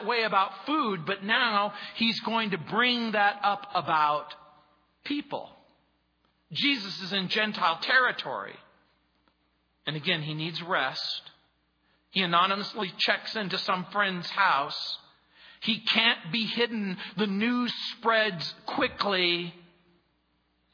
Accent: United States; I grew up in the United States of America. I'm an American

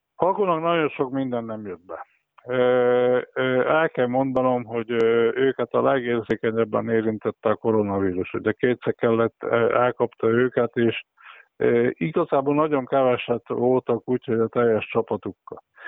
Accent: Western Transdanubia, Körmend, Szombathely, Vas, Hungary; nyugat dunántuliként meg körmendiként, szombathelyiként

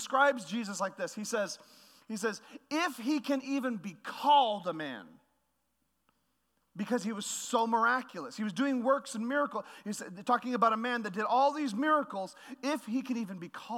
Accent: Canada; now in United States; I'm Canadian when I choose to be

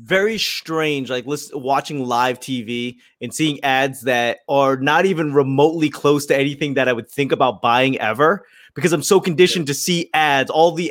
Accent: United States; being part of like a marginalized demographic, you know, being Asian American

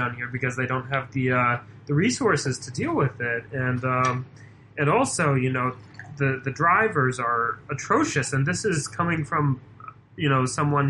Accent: Boston, Massachusetts, United States; moved away as an adult; now in Atlanta, United States; so in my 8th year in Atlanta, and I'm a guy from Boston. I'm turning 30

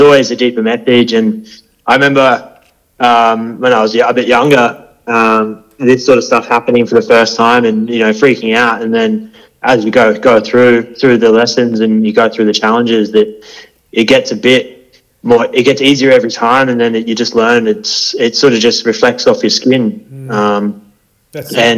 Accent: Hervey Bay, Queensland, Australia; I was born up in Harvey Bay, so Butchler country.

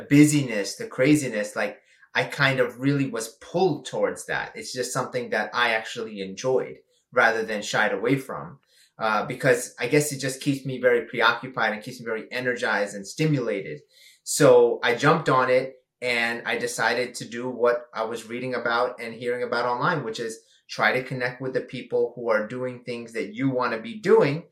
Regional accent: New York City, New York, United States; I come from very humble beginnings in Flushing, Queens in New York

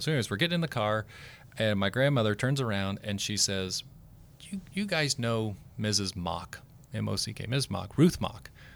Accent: Oklahoma, United States; moved away; I'm from Oklahoma

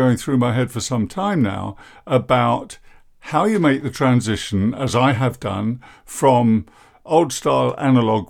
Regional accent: England, United Kingdom; I'm English

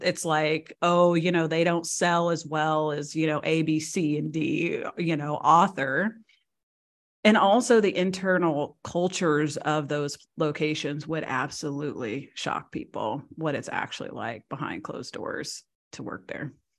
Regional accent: Missouri, United States; moved away as an adult; also born or lived in Seattle / Washington, D.C. / Chicago / San Diego; now in Croatia; I was born and raised in Missouri.

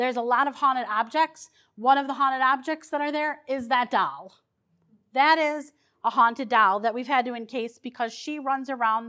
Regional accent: Detroit, Michigan, United States; The house that I grew up in Detroit was haunted.

